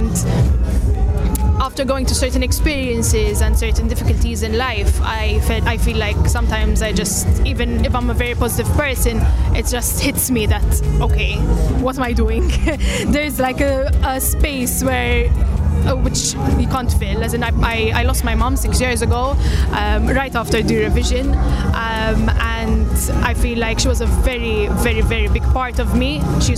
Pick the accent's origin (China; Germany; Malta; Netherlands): Malta; I'm from Malta.